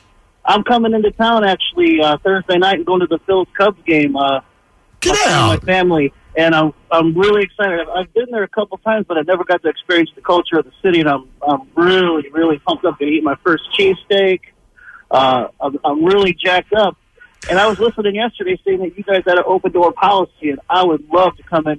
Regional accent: Hammond, Indiana, United States; also born or lived in Portage, Indiana; I grew up in Hammond.

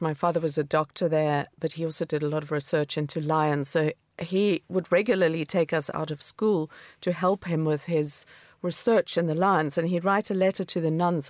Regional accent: Namibia; moved away as an adult; also born or lived in Cape Town, South Africa / New York, United States; now in London, United Kingdom; growing up in Namibia, which is desert and semi-desert

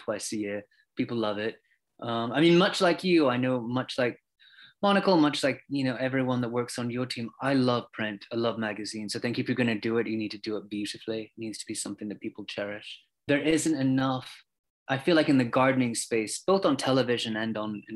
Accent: Australia; also born or lived in London; now in United States; I'm originally from Australia, even though I lived in London for bits before I moved here.

